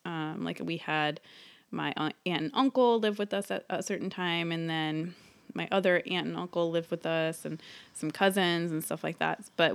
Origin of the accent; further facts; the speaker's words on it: California, United States; I grew up in the San Francisco, like, East Bay, and I'm the second daughter of three, so I'm the middle child.